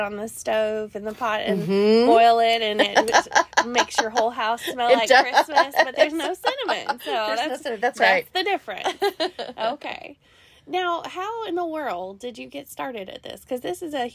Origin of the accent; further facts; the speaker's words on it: Tennessee, United States; moved away as an adult; now in Louisville, United States; I'm from Tennessee